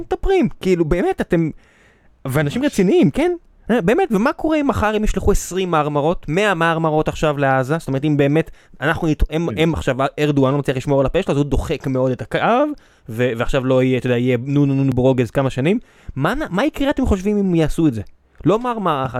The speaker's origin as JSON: {"language": "Hebrew", "country": "Israel"}